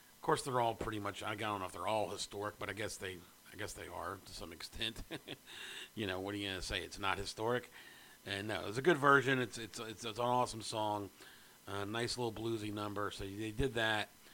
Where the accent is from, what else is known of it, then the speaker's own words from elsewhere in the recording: Memphis, Tennessee, United States; I am from Memphis. I live in Memphis